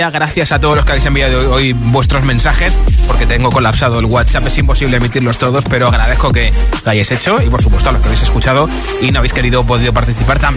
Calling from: Madrid, Community of Madrid, Spain; Hola. ¿Qué tal? Soy … de Madrid, la tortilla sin cebolla y la pizza, soy repartidor

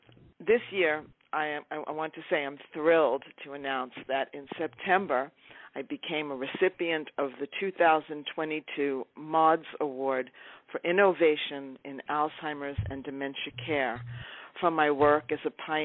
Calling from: Topanga, California, United States; I'm calling from Topanga, California.

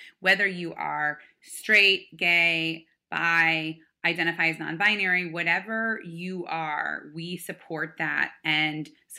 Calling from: New York, United States; So I am calling from outside of Manhattan. I live in New York City, downtown in Tribeca.

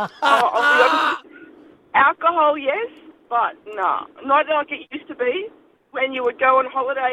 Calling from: Sydney, New South Wales, Australia

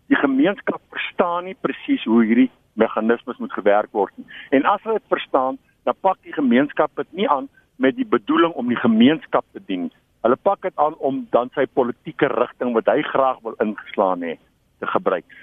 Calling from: Tenison, South Africa; Ja, ek is van Tenison.

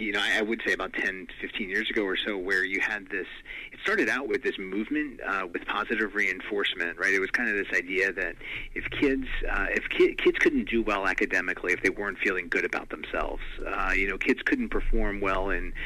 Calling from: Naperville, Illinois, United States; Naperville, Illinois, just outside of Chicago.

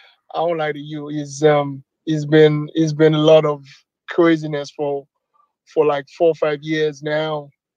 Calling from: Naperville, Illinois, United States; Yeah, I'm calling from Naperville, Illinois, United States.

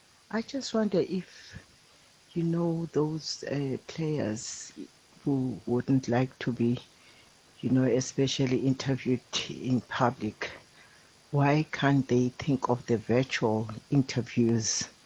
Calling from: Butterworth, Eastern Cape, South Africa; I'm calling from Butterworth.

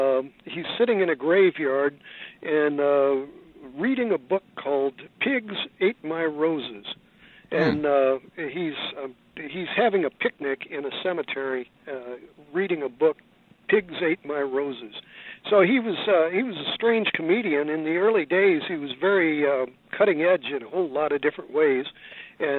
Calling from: San Francisco, California, United States; I'm calling you from San Francisco, and Pelosi's my congresswoman.

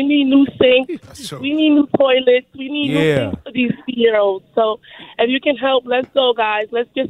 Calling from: Connecticut, United States; And I'm driving from Connecticut, guys.

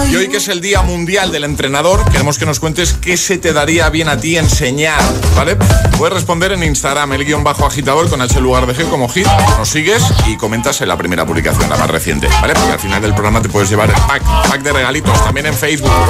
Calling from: Tres Cantos, Community of Madrid, Spain; de Madrid, Tres Cantos.

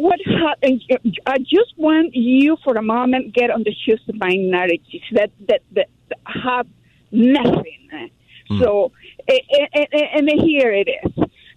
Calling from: Los Angeles, California, United States; English is a second language; Hi, from Los Angeles, California.

